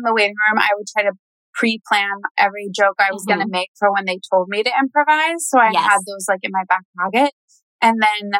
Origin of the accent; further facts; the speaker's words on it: Franklin, Tennessee, United States; a church in my hometown, yes. Franklin, Tennessee.